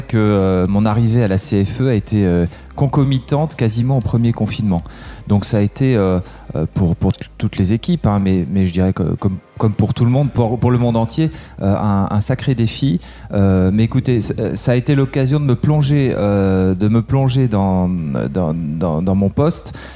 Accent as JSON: {"language": "French", "town": "Aix-en-Provence", "region": "Provence-Alpes-Côte d'Azur", "country": "France", "tie": "born or raised there", "also_born_or_lived": "Bath", "moved": "as an adult", "lives_now": "Paris, France", "said": "J'ai grandi à Aix-en-Provence et puis après je suis euh, allé faire mes études à Paris"}